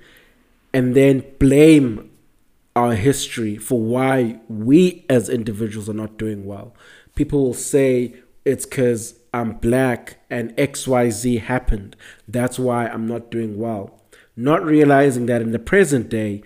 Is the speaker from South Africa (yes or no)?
yes; South Africa; I'm South African